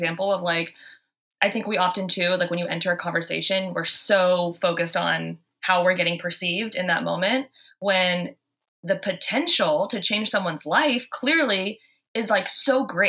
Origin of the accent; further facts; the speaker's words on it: the South, United States; now in Boston, United States; I came from the South. And so when I moved to Boston, I was holding doors open. I was saying, "Y'all," I honestly had to tone it down because everyone thought I was hitting on them.